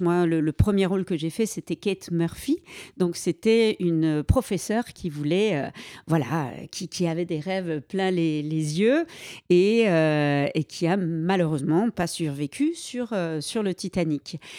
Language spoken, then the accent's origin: French; Liège, Wallonia, Belgium; j'ai commencé à 6 ans en Belgique parce que je suis belge, des, cours de danse classique, moderne jazz et ensuite est arrivé en Belgique des concours de playback. Il y avait des concours qui se faisaient dans ma région à Liège